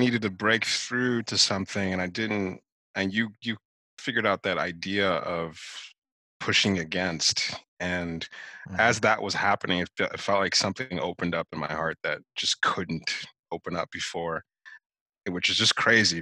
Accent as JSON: {"language": "English", "country": "Nigeria", "tie": "born or raised there", "moved": "yes", "lives_now": "United States", "said": "growing up in Nigeria"}